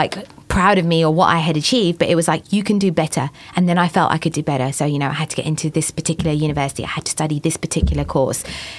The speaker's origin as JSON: {"language": "English", "country": "India", "said": "there's just so much that I feel came with the pressure of being the eldest child, being Indian. And it's not a particular issue with, you know, the way I was brought up."}